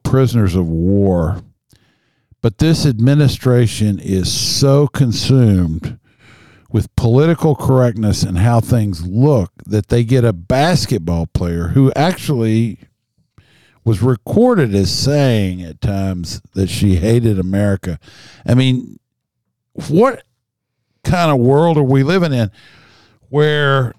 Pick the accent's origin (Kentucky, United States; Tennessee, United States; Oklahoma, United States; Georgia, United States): Kentucky, United States; I'm a hillbilly from Kentucky.